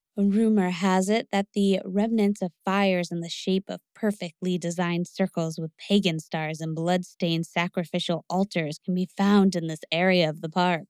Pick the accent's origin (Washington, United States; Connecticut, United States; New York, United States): Connecticut, United States; Growing up in Connecticut